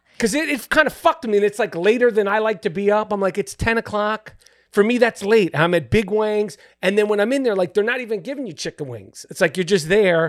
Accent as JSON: {"language": "English", "town": "New York City", "region": "New York", "country": "United States", "tie": "born or raised there", "said": "I grew up in New York City"}